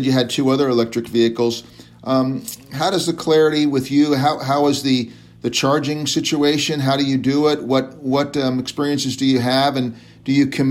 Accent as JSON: {"language": "English", "area": "Bay Area", "region": "California", "country": "United States", "tie": "born or raised there", "said": "I was raised in the Bay Area"}